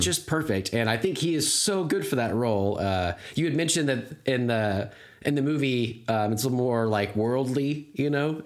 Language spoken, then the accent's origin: English; United States; I'm an American